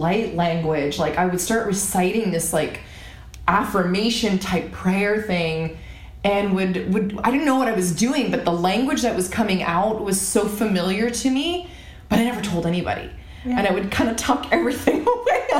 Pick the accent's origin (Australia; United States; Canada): Canada; I grew up in Canada